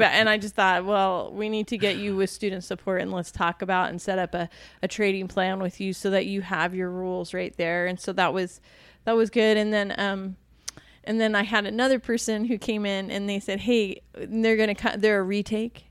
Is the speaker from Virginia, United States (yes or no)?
yes; D.C., Virginia / Washington, United States; now in Arizona, United States; my hometown, Virginia, you know, Washington, D C, Virginia.